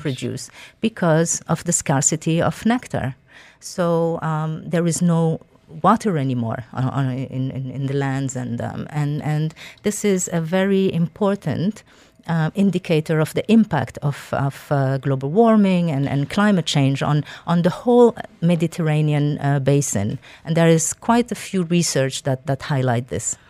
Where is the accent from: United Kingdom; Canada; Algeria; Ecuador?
Algeria; moved away; I am originally from Algeria